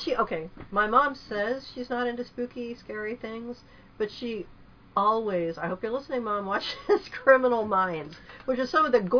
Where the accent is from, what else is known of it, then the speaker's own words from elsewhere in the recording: Arizona, United States; I was a kid growing up in Arizona